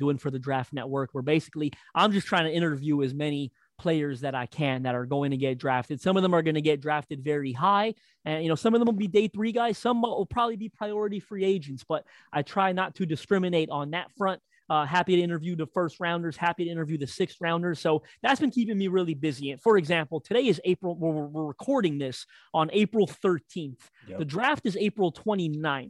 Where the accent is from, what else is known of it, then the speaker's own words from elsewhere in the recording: Toronto, Ontario, Canada; I am Canadian